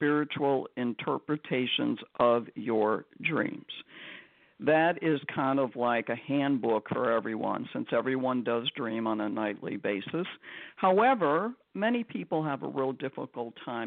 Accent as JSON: {"language": "English", "town": "Chicago", "region": "Illinois", "country": "United States", "tie": "born or raised there", "said": "I was born and raised in Cabrini Greens in Chicago, Illinois"}